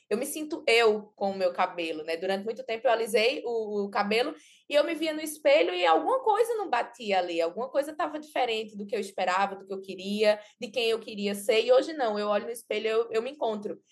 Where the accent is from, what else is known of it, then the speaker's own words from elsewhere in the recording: Belo Jardim, Pernambuco, Brazil; Eu morava na cidade do interior, eu nasci em Belo Jardim, que é uma cidade bem pequena aqui de Pernambuco, então, eu morava na casa dos meus pais